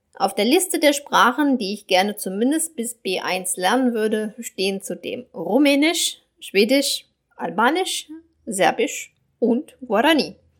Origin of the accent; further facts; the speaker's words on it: Germany; first language German; moved away as an adult; also born or lived in Brazil; now in Latin America; als Deutsche, die im Ausland lebt